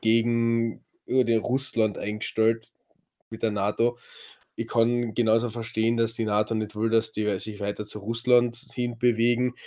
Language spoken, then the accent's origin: German; Carinthia, Austria; accent: Kärntnerisch; Ich rede Kärntnerisch